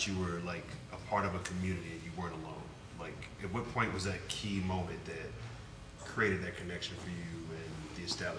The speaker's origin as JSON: {"language": "English", "town": "Washington", "region": "District of Columbia", "country": "United States", "moved": "yes", "lives_now": "Portland, United States", "said": "I'm not from Portland, I'm from D.C., DMV"}